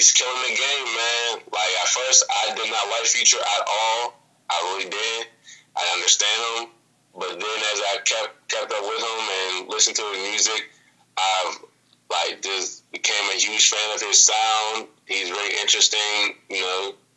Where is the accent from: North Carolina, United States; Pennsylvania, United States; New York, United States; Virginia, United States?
Pennsylvania, United States; Pittsburgh; shout out to the 412, you know what I'm saying, my hometown, Pittsburgh